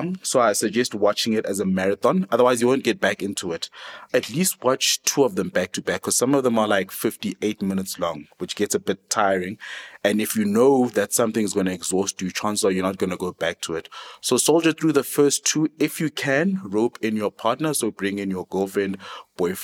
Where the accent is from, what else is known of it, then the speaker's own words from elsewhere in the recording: South Africa; here we are proudly South African